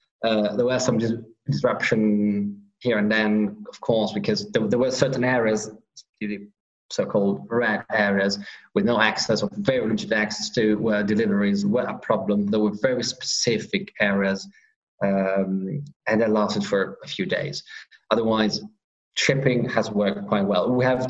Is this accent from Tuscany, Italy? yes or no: no; Piedmont, Italy; specifically we are from the Monferrato part of it. The name of this area is Alto Monferrato, is because we are on those hills, in that part of hills, slowly going towards the mountains, dividing us from Liguria and then the seaside.